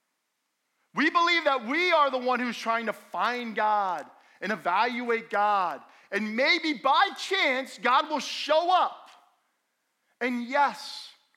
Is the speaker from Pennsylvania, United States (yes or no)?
no; Allendale, New Jersey, United States; I grew up in Allendale, and we had almost 2 acres